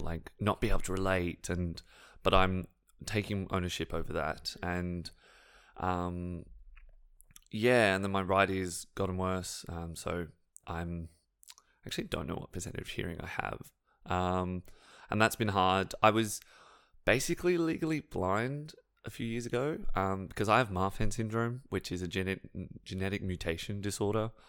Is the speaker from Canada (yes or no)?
no; Sydney, New South Wales, Australia; I'm from Western Sydney